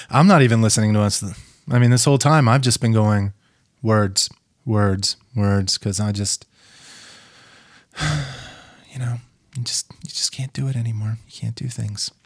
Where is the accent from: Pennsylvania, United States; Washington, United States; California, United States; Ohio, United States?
Pennsylvania, United States; now in Minnesota, United States; I'm from fucking Pennsylvania.